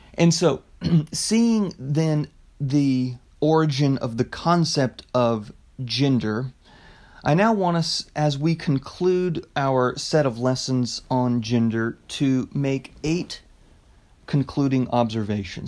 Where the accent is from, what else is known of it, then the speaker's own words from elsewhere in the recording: United States; as an American